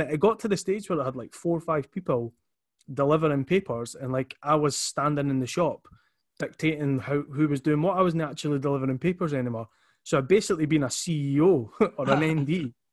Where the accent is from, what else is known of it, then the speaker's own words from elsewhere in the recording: Edinburgh, Scotland, United Kingdom; so I'm from Leith. Um, always, you know, will be from Leith